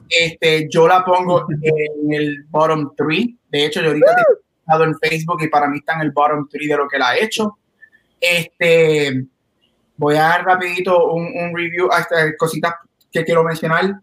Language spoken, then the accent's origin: Spanish; Guaynabo, Puerto Rico; soy de Guaynabo